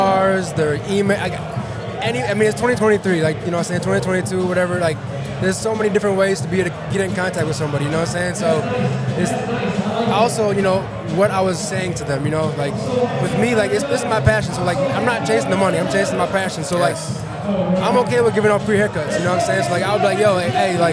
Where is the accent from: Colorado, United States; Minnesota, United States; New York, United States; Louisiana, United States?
Minnesota, United States; moved away as an adult; also born or lived in Los Angeles; I'm out here from Minnesota